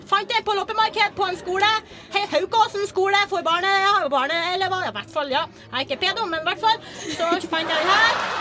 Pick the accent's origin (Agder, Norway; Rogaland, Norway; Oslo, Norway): Agder, Norway; Ta på deg et headset og slå deg ned, som jeg sier på Sørlandet, der jeg kommer fra.